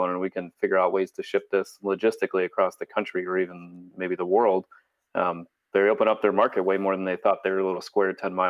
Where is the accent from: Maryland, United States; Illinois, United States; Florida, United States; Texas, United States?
Illinois, United States; Chicago; So I came from Chicago and miss the Chicago food.